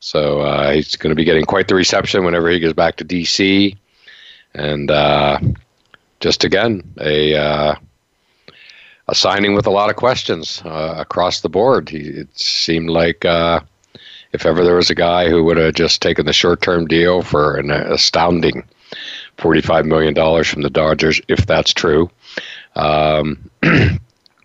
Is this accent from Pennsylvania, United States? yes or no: yes; Pennsylvania, United States; I grew up in Pennsylvania, so I know what the Philadelphia mentality is